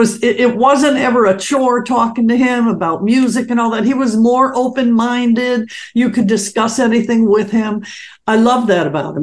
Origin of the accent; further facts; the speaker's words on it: Detroit, Michigan, United States; I was brought up in Detroit